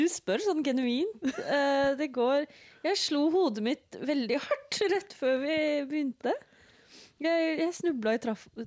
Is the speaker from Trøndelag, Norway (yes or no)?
no; Oslo, Norway; jeg bruker hen-pronomen, og jeg er født og oppvokst i Oslo.